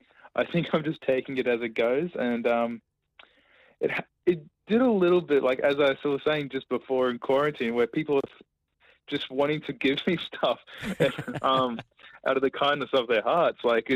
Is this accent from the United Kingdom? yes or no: no; Logan, Queensland, Australia; I'm from Logan.